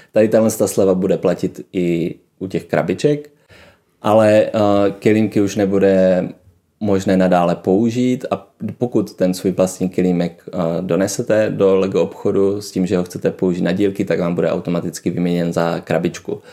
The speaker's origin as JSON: {"language": "Czech", "town": "Brno", "region": "South Moravian Region", "country": "Czechia", "moved": "yes", "said": "jsem byl z Brna"}